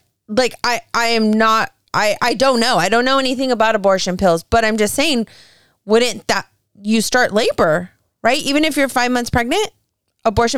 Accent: California, United States; I'm from California

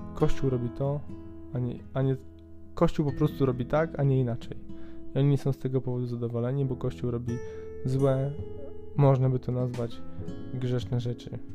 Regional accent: Poland; u nas Polaków

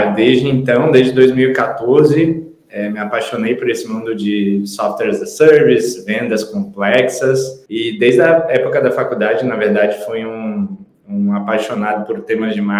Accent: Itajaí, Santa Catarina, Brazil; also born or lived in Florianópolis; uma cidade de Santa Catarina, e com 18 anos eu vim para Florianópolis estudar a faculdade de administração.

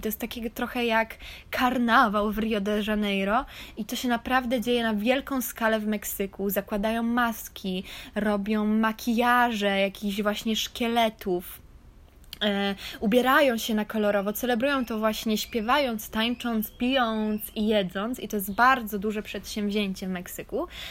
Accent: Poland; moved away; jestem Polką i to był bardziej polski akcent

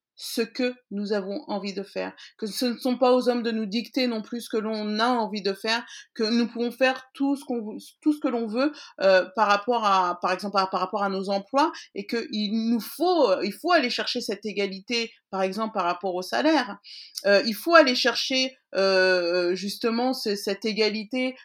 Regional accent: France; je suis née en France, mais que oui, que nous sommes maliens.

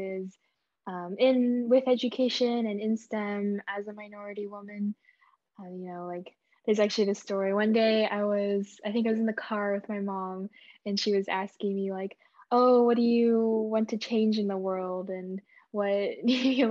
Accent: Bay Area, California, United States; I'm from Bay Area, California

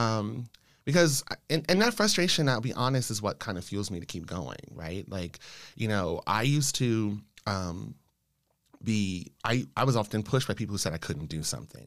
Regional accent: Los Angeles, California, United States; moved away as an adult; also born or lived in Washington, District of Columbia, United States / Chicago; now in Maine, United States; I grew up in Los Angeles, California.

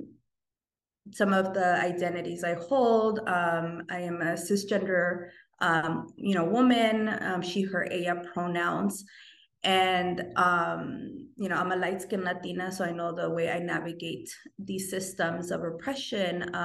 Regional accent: Los Angeles, California, United States; I grew up in South Central LA. I still continue to reside in South Central

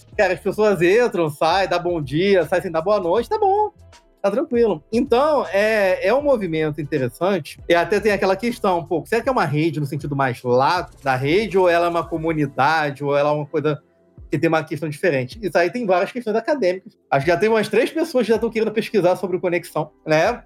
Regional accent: Rio de Janeiro, Brazil; moved away; also born or lived in Brasília; sou do Rio de Janeiro, então sempre tive contato com o pessoal do Rio

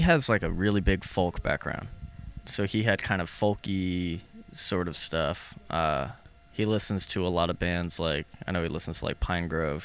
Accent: Las Vegas, Nevada, United States; moved away as an adult; now in Boise, United States; I'm from Las Vegas

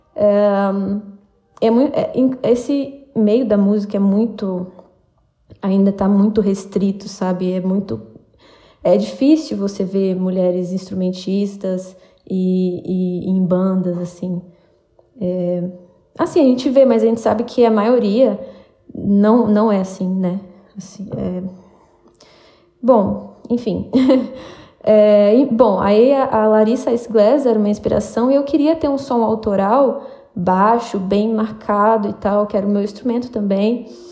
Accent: Juiz de Fora, Minas Gerais, Brazil; now in São Paulo, Brazil; eu sou de Juiz de Fora, uma cidade de Minas Gerais

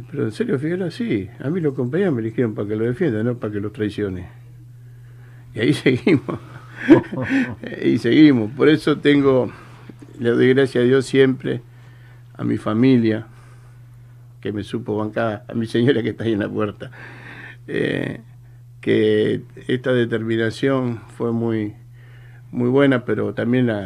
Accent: Tigre, Buenos Aires Province, Argentina; Yo soy oriundo acá de Tigre, Carupa Vieja y Peligro. Y sé que hay muchos compañeros de la zona, del barrio que están escuchando.

